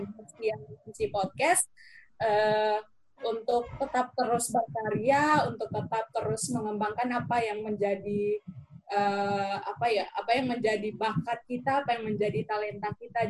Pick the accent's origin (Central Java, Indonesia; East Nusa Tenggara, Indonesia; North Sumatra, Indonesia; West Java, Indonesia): East Nusa Tenggara, Indonesia; West Sumba; moved away as an adult; also born or lived in Kupang; now in Yogyakarta, Indonesia; saya asalnya dari Sumba Barat, N T T